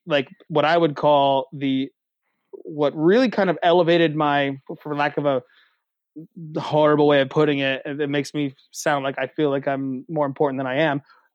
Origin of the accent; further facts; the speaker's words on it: Central Pennsylvania, United States; I'm a kid from Central PA